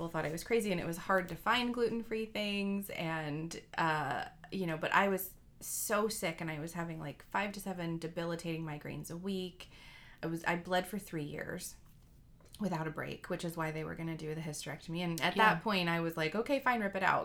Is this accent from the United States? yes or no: yes; the South, United States; I grew up in the South